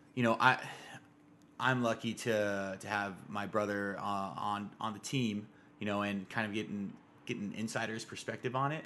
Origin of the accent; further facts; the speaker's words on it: Tucson, Arizona, United States; growing up, you know, grew up in Arizona, and it's hot. It's, Tucson, Arizona in particular, it's hot where I come from